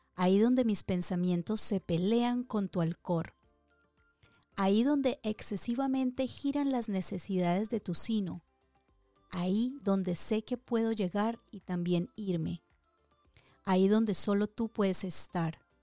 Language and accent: Spanish; Dagua, Valle del Cauca, Colombia; mi pueblo hermoso, ese pueblo que adoptó mi niñez, que se aprovechó de mis travesuras, que extendió sus horas para completar mis caprichos, ese pueblo que no fue mi cuna, pero sí mi almohada donde canalicé los mejores sueños. Esto es para ti, mi Dagua